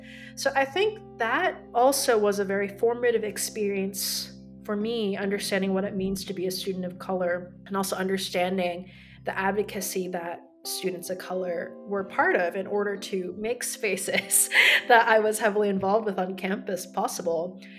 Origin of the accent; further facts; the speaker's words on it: Dallas, Texas, United States; first language Korean; English is a second language; moved away as an adult; also born or lived in South Korea / San Francisco / Cambridge / Boston; now in Philadelphia, United States; I grew up primarily in the Dallas area in Texas, and it was primarily white.